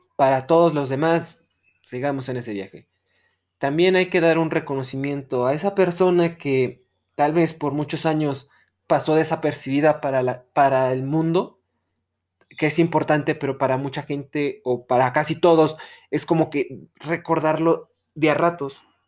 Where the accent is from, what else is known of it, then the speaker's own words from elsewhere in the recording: Mexico; como sociedad mexicana